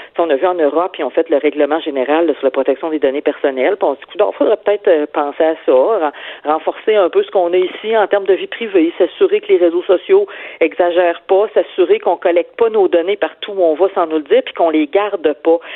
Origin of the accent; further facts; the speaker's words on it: Quebec City, Quebec, Canada; moved away; je viens de Québec, là, place Sainte-Foy